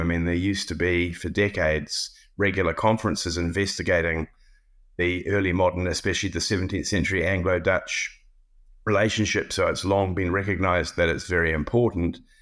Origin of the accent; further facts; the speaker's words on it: New Zealand; moved away as an adult; also born or lived in Cambridge / Pittsburgh; as a New Zealander